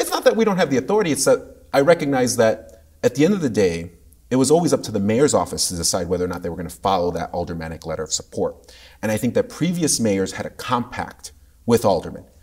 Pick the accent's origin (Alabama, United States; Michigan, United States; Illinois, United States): Illinois, United States; Chicago